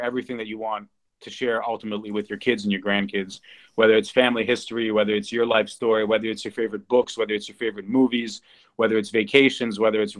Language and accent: English; New York, United States; growing up in New York